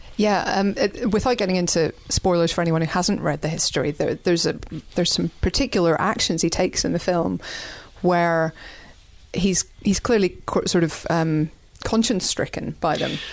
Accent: Northern Ireland, United Kingdom; me as a Northern Irish person

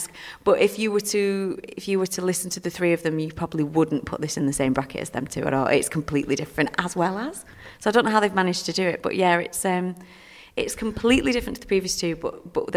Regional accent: the north of England, United Kingdom; moved away; I'm a Northern girl

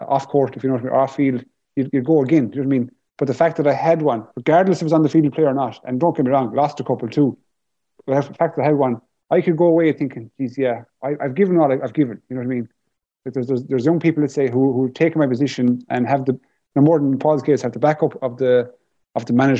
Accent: Galway, Connacht, Ireland; to be from Galway

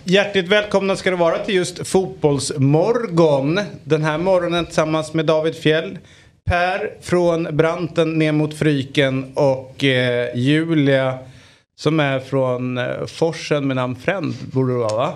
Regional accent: Sweden; also born or lived in Eritrea (ancestry); jag är från Sveriges eh, vagga

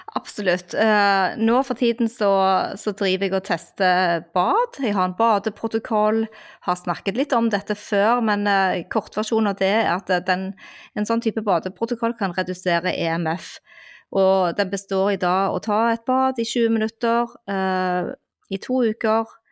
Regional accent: Stavanger, Rogaland, Norway; now in Oslo, Norway; min hjemby Stavanger

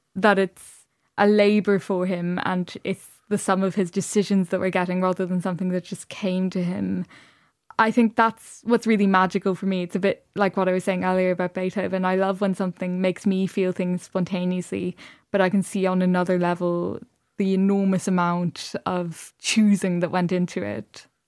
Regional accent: Dublin, Leinster, Ireland; I grew up in Dublin, but my parents are both from rural Ireland

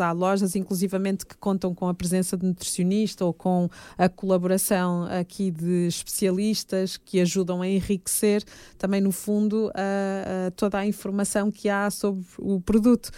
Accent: Fafe, Norte, Portugal; moved away; also born or lived in Fervença / Braga / Porto; eu tenho essas raízes minhotas, Uh, tive o privilégio de ser educada uh, muito pelos, pelos meus avós e, portanto, estar em contexto de aldeia

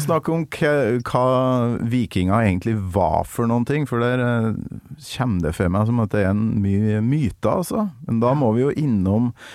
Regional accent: outside Rørvik, Trøndelag, Norway; der jeg kommer fra, utafor Rørvik i mm. Nord-Trøndelag

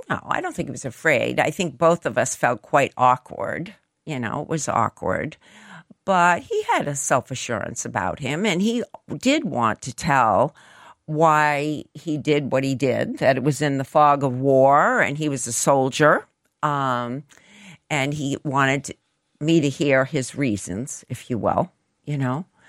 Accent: United States

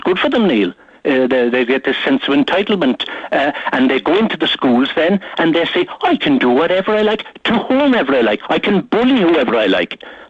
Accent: Cork, Munster, Ireland; when I was growing up in Cork in the 50s

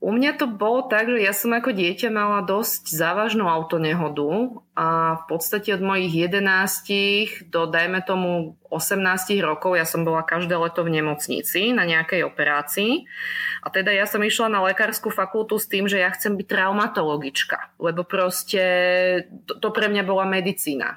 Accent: Slovakia; accent: Slovak; moved away as an adult; now in Norrköping, Sweden; Ja som zo Slovenska odišla v roku 2018

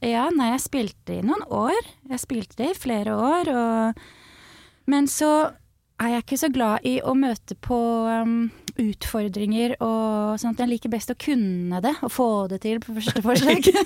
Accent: Skjetten, Akershus, Norway

